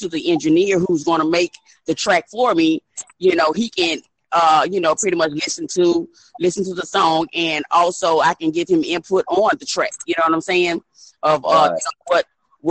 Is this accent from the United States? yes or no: yes; Baton Rouge, Louisiana, United States; I'm originally from Baton Rouge, Louisiana.